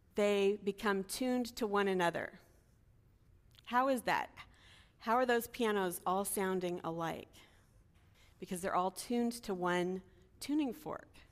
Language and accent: English; Los Angeles, California, United States; I was from L A, I was a college student, I was from America